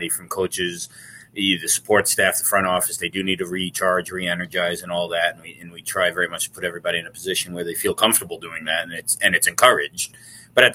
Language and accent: English; Long Island, New York, United States; moved away as an adult; also born or lived in Cortland, New York; now in Syracuse, United States; I grew up in Long Island